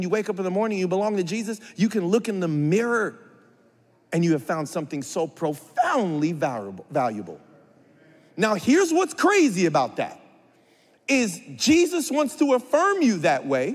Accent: San Bernardino, California, United States; I'm from San Bernardino from a very young age, as long as I can remember, from 3 years old

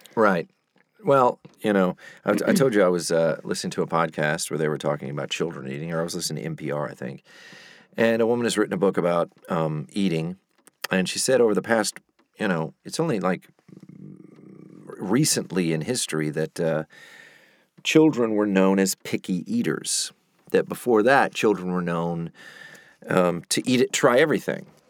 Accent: the South, United States; moved away; I'm from the South

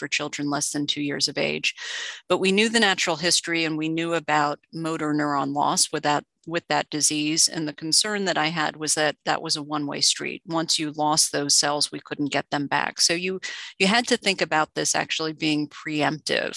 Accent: South Florida, United States; I grew up in South Florida.

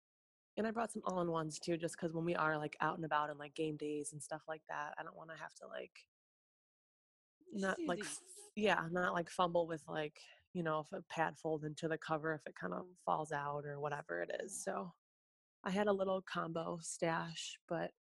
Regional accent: Chicago, Illinois, United States; also born or lived in Russia; now in Arizona, United States; I'm from Chicago

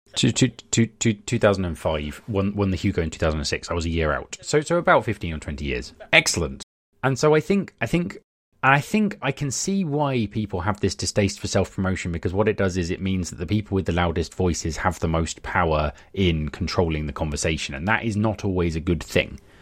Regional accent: United Kingdom; I am very British

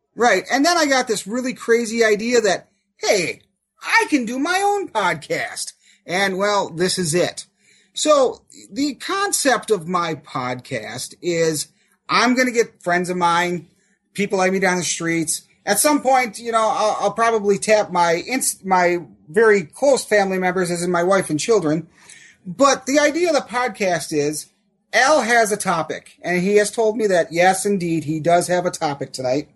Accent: Wausau, Wisconsin, United States; where I grew up here in Wausau

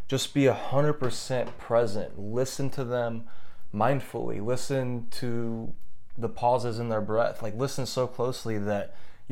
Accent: St. Louis, Missouri, United States; moved away; I'm from St. Louis

